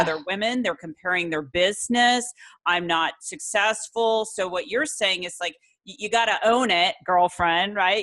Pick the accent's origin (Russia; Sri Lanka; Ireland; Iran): Ireland; also born or lived in Florence, Italy; I'm actually Irish, but I lived over in Florence, Italy